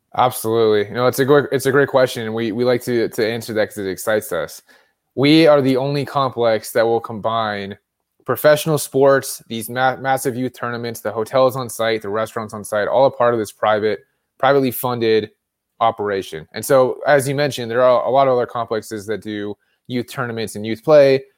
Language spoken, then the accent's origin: English; California, United States; now in Colorado, United States; being in Colorado, I'm from California